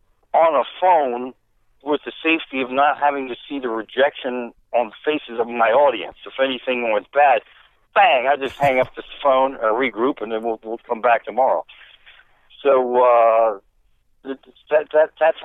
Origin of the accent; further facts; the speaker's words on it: Blue Ball, Pennsylvania, United States; I was born in the Blue Ball, Lancaster County, and I've been out since probably about 12 years old